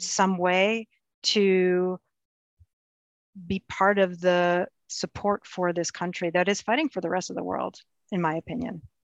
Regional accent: United States; we're Ukrainian American. I was born here. My folks um, came here as refugees after the Second World War

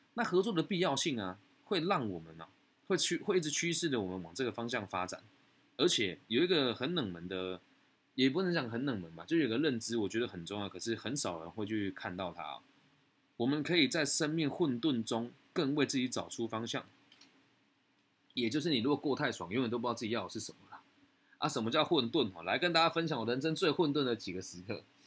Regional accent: Taiwan; 我是台湾人

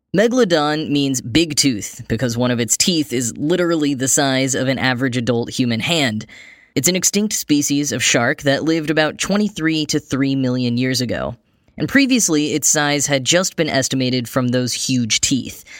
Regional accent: Dallas-Fort Worth area, Texas, United States; the Dallas-Fort Worth International Airport, which is partially located in my hometown

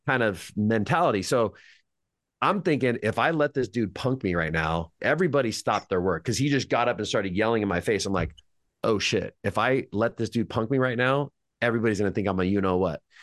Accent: Madera, California, United States; I was born in Madera, California.

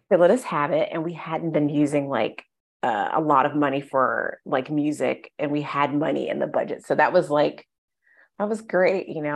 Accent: Ohio, United States; moved away as an adult; now in Los Angeles, United States; I'm from the Midwest. I'm from Ohio.

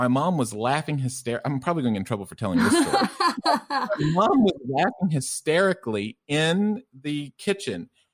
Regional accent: the South, United States; also born or lived in Tennessee; it's hard to tell because of my thick German accent, but I'm originally from the U.S. and from the South.

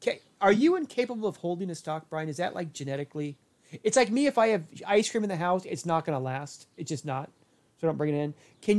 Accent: Portland, Oregon, United States; close to where I grew up in the Portland area.

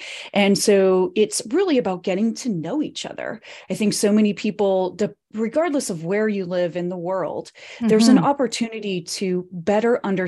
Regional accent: Reno, Nevada, United States; born there; also born or lived in Colorado / California; I was born in Reno, Nevada, which is a small town in northern Nevada, right outside of the Tahoe Lake area. But I grew up in lots of different places

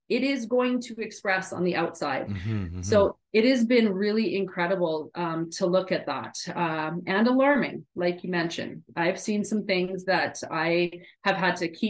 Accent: Edmonton, Alberta, Canada; moved away as an adult; also born or lived in California; I am back in my hometown

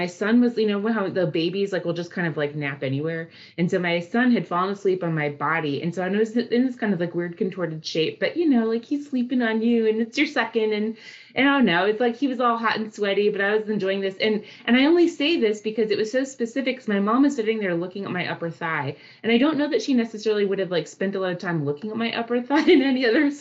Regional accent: Southern California, United States; accent: Valley girl; moved away as an adult; also born or lived in Boston / Orlando, Florida; I was born in Southern California, and for a few, you know, I'm going to totally date myself, but I'm a Valley girl

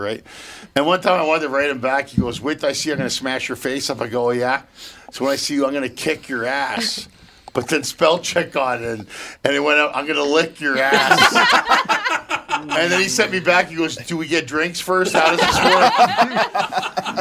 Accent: Canada; moved away; It's like Canada. I mean, it reminds me of home.

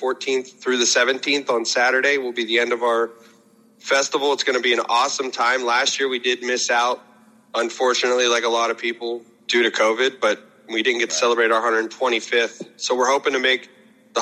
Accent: United States; I'm from Lowville, born and raised, been there my entire life

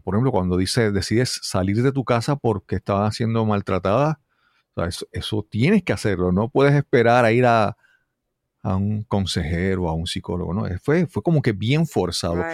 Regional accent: Puerto Rico; soy puertorriqueño nacido en Puerto Rico

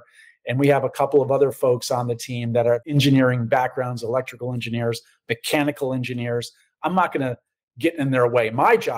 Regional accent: Cohoes, New York, United States; now in Manhattan, New York City, United States; I grew up adjacent to Green Island in a little town called Cohoes.

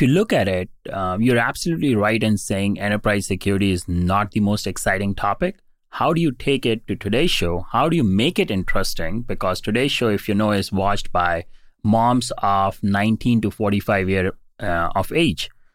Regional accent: India; moved away as an adult; I was born and raised in India

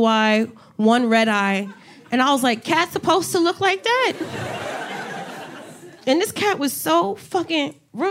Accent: New Jersey, United States; moved away as an adult; also born or lived in Miami; now in New York City, United States; I'm originally from Jersey

